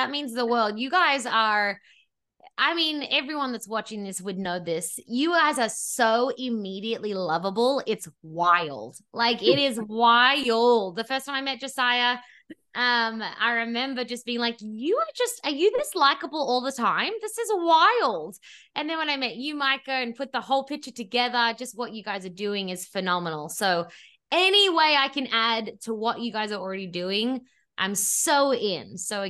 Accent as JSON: {"language": "English", "town": "Sydney", "region": "New South Wales", "country": "Australia", "tie": "born or raised there", "moved": "as an adult", "lives_now": "Los Angeles, United States", "said": "And 10 years ago, I moved to Los Angeles from my childhood bedroom in Sydney, Australia, which is always an important point because I had never lived by myself."}